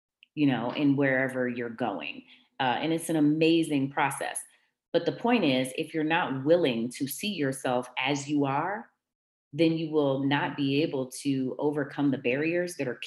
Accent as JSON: {"language": "English", "town": "Washington", "region": "District of Columbia", "country": "United States", "tie": "born or raised there", "said": "The church that I grew up in Washington, D.C., Shiloh Baptist"}